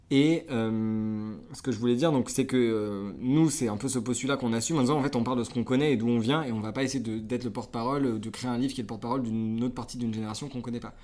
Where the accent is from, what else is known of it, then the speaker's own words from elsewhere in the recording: Concarneau, Brittany, France; moved away as an adult; also born or lived in Nantes / Toulouse; j'ai 26 ans, je viens de Concarneau, un petit port, enfin un petit port, un gros port en Bretagne. là où j'ai grandi